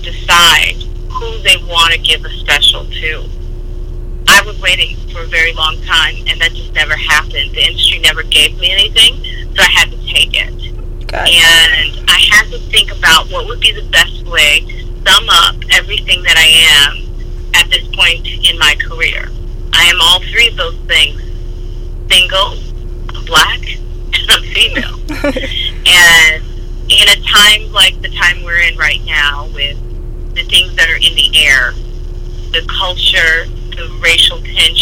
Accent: Chicago, Illinois, United States; now in New York City, United States; I'm originally from Chicago, and I moved to New York City

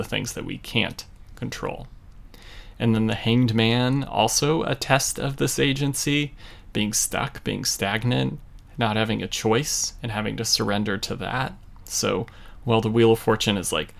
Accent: United States; as an American child

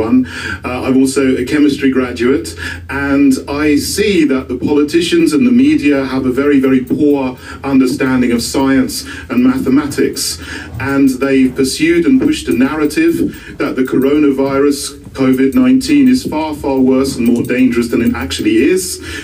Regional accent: United Kingdom; I'm from Great Britain.

